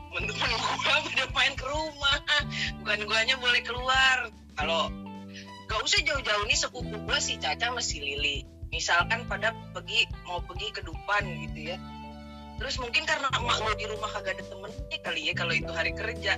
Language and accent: Indonesian; Jakarta, Indonesia; also born or lived in Teluk Naga; lahir di Jakarta, gede di Cengkareng.